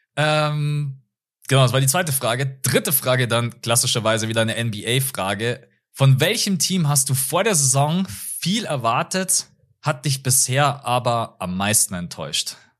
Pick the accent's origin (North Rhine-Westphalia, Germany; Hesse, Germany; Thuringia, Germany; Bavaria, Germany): Bavaria, Germany; bei uns in Bayern